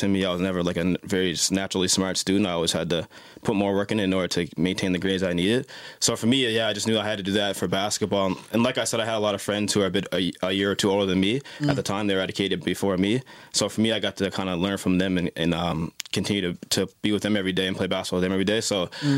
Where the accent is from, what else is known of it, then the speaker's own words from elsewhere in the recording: Dartmouth, Nova Scotia, Canada; also born or lived in North Preston, Nova Scotia; I'm from North Preston, grew up in Dartmouth, lived in Nova Scotia my whole life